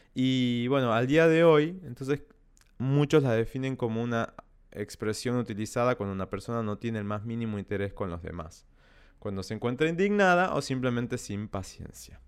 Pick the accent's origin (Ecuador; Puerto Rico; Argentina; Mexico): Argentina; Salta; Yo crecí en el campo, en Salta, en medio de la montaña.